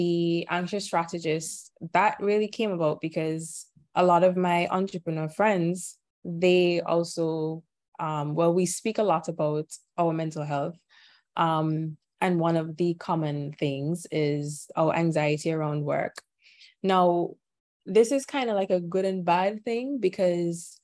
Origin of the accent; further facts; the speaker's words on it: Antigua & Barbuda; I am from Antigua. It's a tiny island in the Caribbean